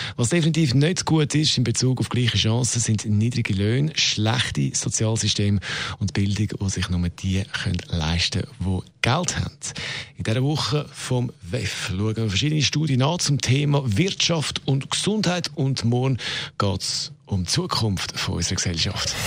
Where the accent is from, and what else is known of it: Switzerland